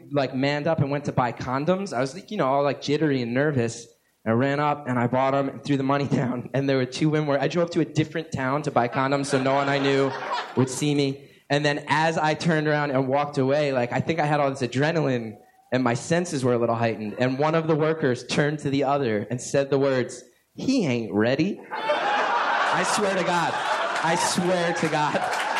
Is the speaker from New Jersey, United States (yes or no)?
yes; New Jersey, United States; also born or lived in New York; my hometown in New Jersey